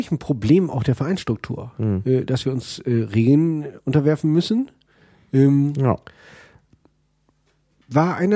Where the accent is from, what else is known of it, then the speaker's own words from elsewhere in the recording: Northern Germany, Germany; Ich komme aus Norddeutschland, muss nach